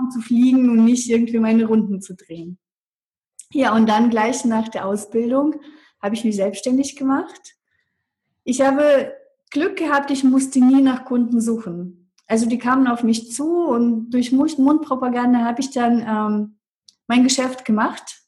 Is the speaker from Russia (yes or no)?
yes; Russia; German is a second language; moved away as an adult; now in Germany; ich bin mit 18 Jahren aus Russland nach Deutschland gekommen